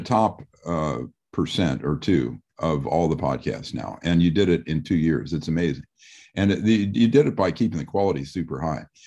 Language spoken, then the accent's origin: English; Midwest, United States; I'm from the Midwest also